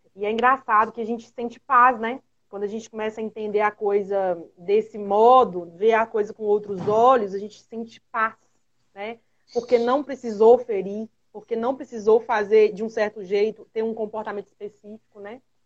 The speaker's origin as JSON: {"language": "Portuguese", "region": "Minas Gerais", "country": "Brazil", "said": "Aqui em Minas Gerais, todos nós somos mineiros"}